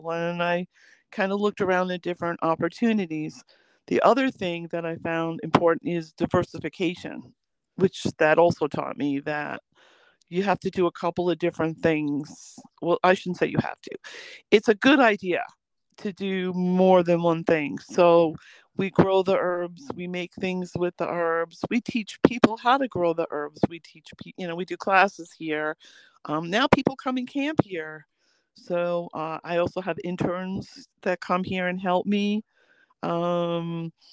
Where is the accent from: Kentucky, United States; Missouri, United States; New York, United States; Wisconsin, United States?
New York, United States; near West Point; also born or lived in Manhattan, New York; I was actually born in Manhattan, but I grew up near West Point